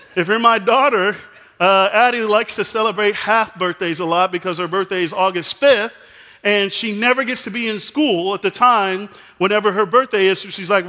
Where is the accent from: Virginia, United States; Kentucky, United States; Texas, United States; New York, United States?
Texas, United States; Dallas; I'm from Dallas, so I am a Dallas Cowboys fan